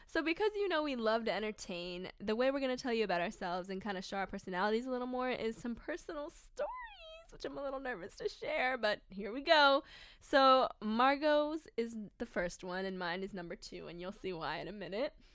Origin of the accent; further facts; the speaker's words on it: Baltimore, Maryland, United States; I was born and raised in Baltimore, Maryland